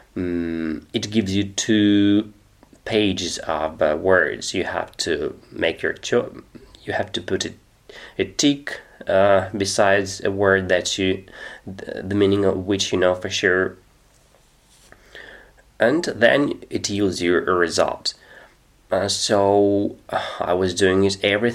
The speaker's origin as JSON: {"language": "English", "country": "Russia", "second_language": "English", "said": "I'm 36 years old, I'm from Russia"}